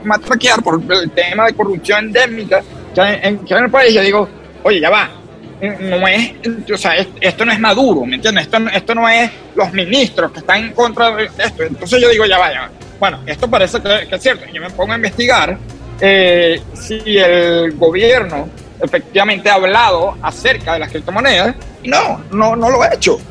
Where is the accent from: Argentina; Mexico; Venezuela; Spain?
Venezuela; moved away as an adult; also born or lived in Boston, United States; now in San Francisco, United States; como venezolano que me regresé al país